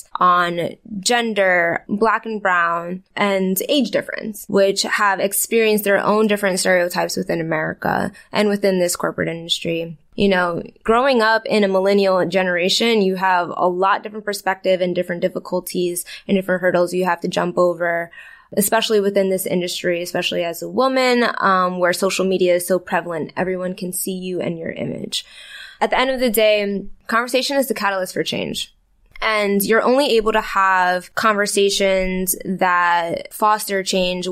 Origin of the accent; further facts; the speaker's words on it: Brooklyn, New York, United States; I was born in Brooklyn. I was there till I was about like 10